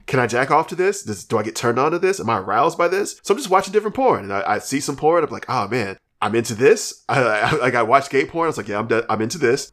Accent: Alabama, United States; I'm from Alabama

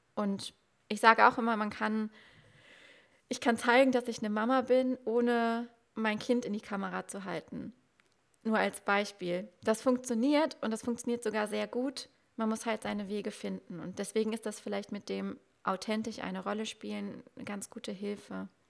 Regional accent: Germany; ich komme aus dem Westerwald, das kennen auch nicht so viele. Ähm, Köln ist so die nächstgrößere Stadt. Ich bin aber so ein Dorfkind

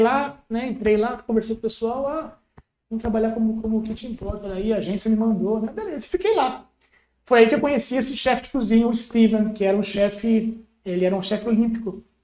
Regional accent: Brazil; moved away as an adult; also born or lived in Bognor Regis, England; a gente é brasileiro

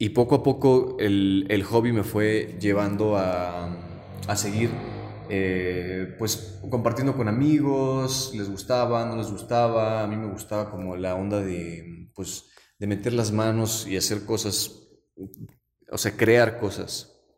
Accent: Zinacantepec, State of Mexico, Mexico; yo soy de Sinacantepec y tenía un tío abuelo que se dedicaba a la barbacoa y el pulque

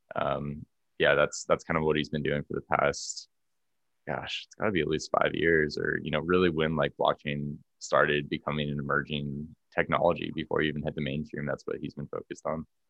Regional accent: Orange County, California, United States; moved away as an adult; also born or lived in Santa Barbara, California / San Francisco, California; now in Boulder, United States; i'm from california yeah so i grew up in orange county

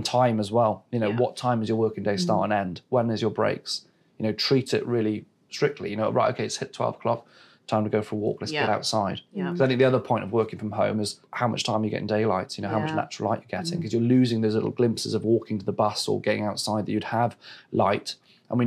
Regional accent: West Wales, United Kingdom; now in London, United Kingdom; I was born in West Wales and very fortunate to live in the countryside. And I spent my childhood running around fields and tree houses

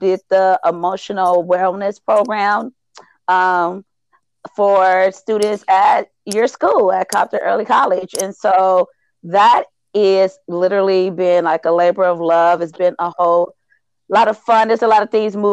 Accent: Compton, California, United States; I remember growing up in Compton and going to school in Compton

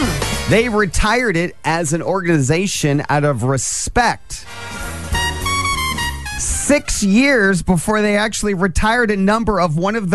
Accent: Angola, Indiana, United States; when I grew up in Angola

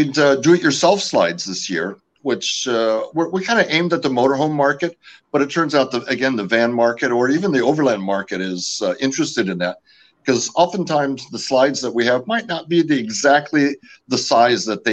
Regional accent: California, United States; first language French; I am originally from California. My parents immigrated the year I was born from Canada

